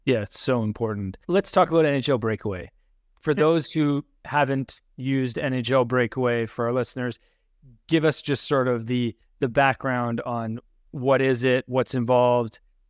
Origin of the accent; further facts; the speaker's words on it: Toronto, Ontario, Canada; I grew up in Toronto during the dull days of us thinking we were the best and then never actually doing very well, which continues to be the case, to be honest. And now I'm closer to Vancouver on the West Coast.